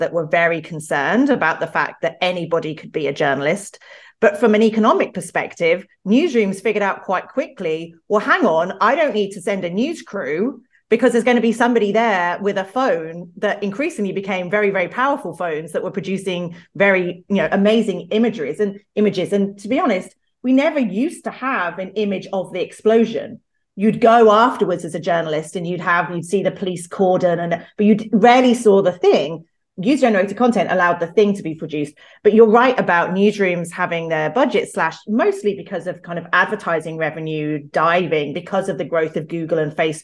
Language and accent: English; United Kingdom; I'm British and live in London